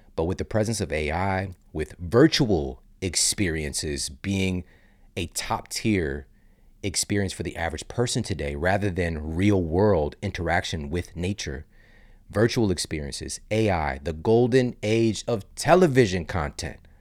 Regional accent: St. Louis, Missouri, United States; moved away as an adult; now in Los Angeles, United States; I live in L A now from the Midwest. I'm from Saint Louis. So I grew up going on trips with my family

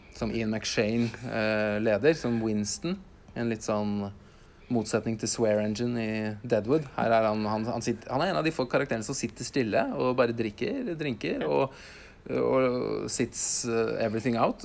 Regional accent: Norway; oss som nordmenn

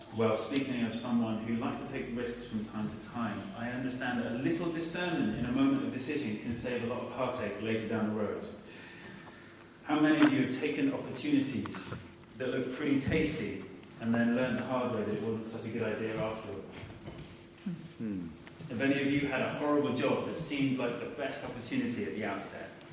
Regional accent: United Kingdom; we're all British

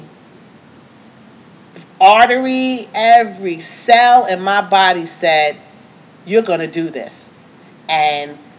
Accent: New York, United States; I'm from New York

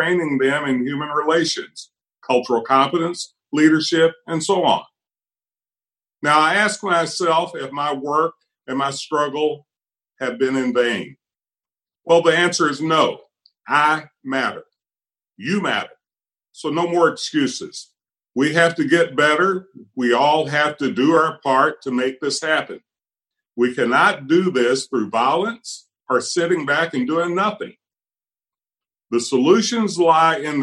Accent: Appalachian Hills, United States; now in Kentucky, United States; I was born at risk in the Appalachian Hills to a Black family in poverty without access to a hospital

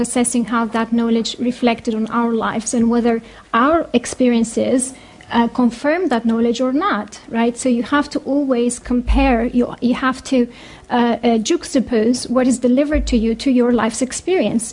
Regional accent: Greece; moved away as an adult; also born or lived in United States; now in United Kingdom; I was raised in Greece

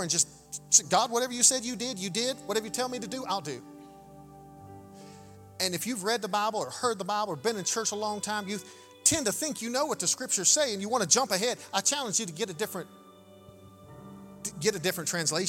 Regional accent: United States; Growing up in the United States of America

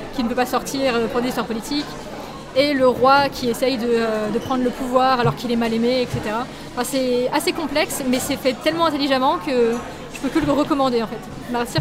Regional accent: Paris, Île-de-France, France; moved away as an adult; also born or lived in Lille / South Korea; de base, je suis parisienne et je suis partie à Lille

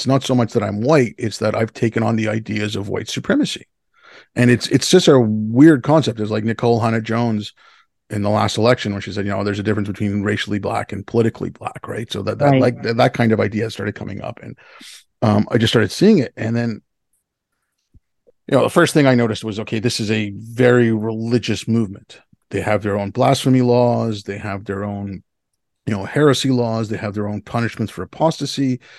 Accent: Montreal, Quebec, Canada; also born or lived in Hyderabad, India; I was born in India. I was born in Hyderabad. I was born in 69. My family moved here in 75 when I was six. I moved and, where? Montreal.

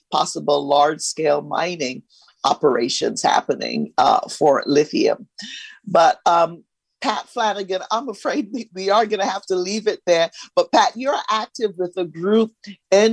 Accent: Barbados; also born or lived in Los Angeles, United States; now in United States; I grew up in Barbados in a small village

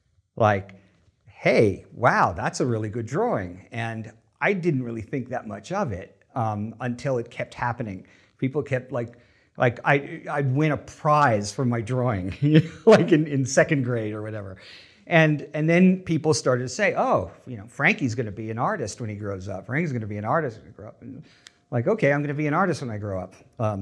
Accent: Long Island, New York, United States; Yeah, I grew up on Long Island, which is off of New York, the North Shore of Long Island, which is part of the reason I don't have the Long Island accent.

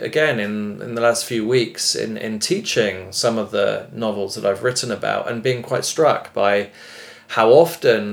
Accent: United Kingdom; moved away as an adult; now in Denmark; growing up in Britain, I was born in 1974

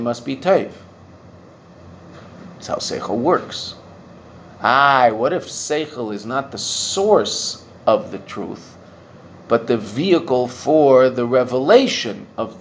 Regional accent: Pacific Coast, British Columbia, Canada; I'm a, upper middle class Jewish boy who grew up in the city in Canada

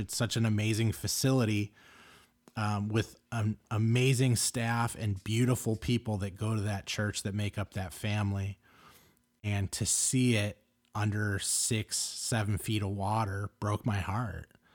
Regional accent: Los Angeles, California, United States; I grew up in Los Angeles

